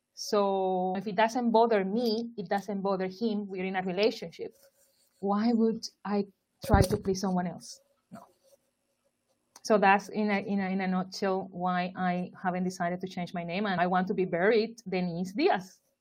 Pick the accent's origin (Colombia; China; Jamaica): Colombia; Barranquilla, Atlántico; moved away as an adult; also born or lived in Turkey; now in London, United Kingdom; I am from Barranquilla, Colombia.